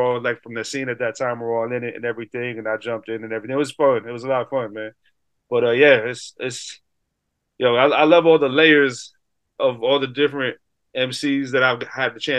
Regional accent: Hartford, Connecticut, United States; I'm from Hartford, Connecticut, 80s kid

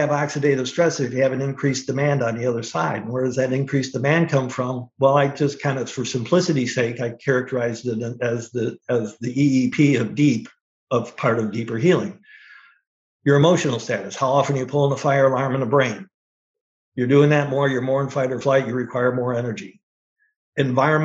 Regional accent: Northwest Ohio, United States; I grew up in Northwest Ohio

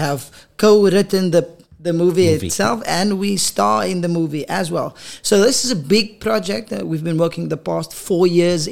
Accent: Paarl, Western Cape, South Africa; moved away as an adult; now in Gauteng, South Africa; Born and bred in Paul

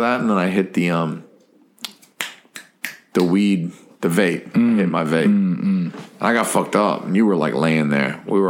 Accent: New Hampshire, United States; I'm from New Hampshire and them.

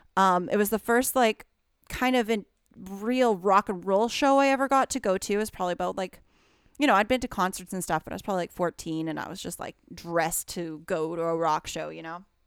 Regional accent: Alberta, Canada; moved away; I'm from Alberta originally

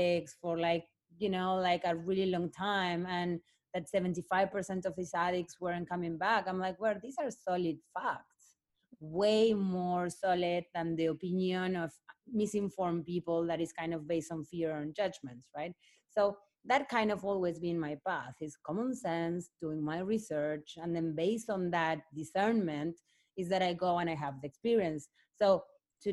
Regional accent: Argentina; also born or lived in Africa / Barcelona; now in Venice Beach, United States; I'm Argentinian. Like, I'm from the end of the world.

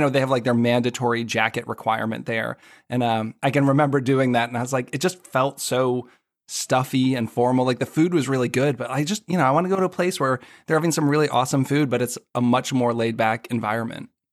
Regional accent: Boston, Massachusetts, United States; now in Washington, D.C., United States; I grew up in the Boston area

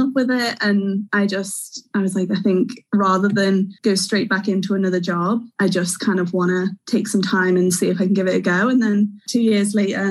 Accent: Wirral, North West England, United Kingdom; moved away as an adult; now in Bangor; I'm originally from Wirral, which, if you don't know, is like the little peninsula between Liverpool and Chester

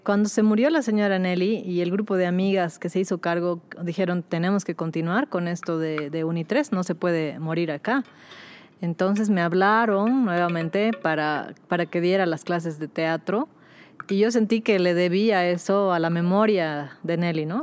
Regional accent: Bolivia; also born or lived in Lille, France; nosotros mismos decimos aquí en Bolivia

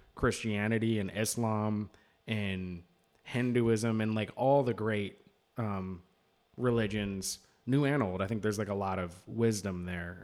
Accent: United States; as an American

